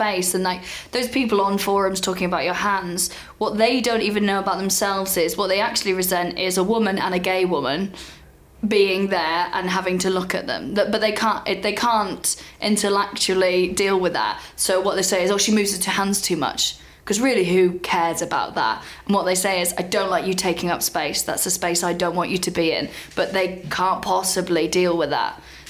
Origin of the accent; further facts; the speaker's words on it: Wales, United Kingdom; I never sounded like the people back home in Wales.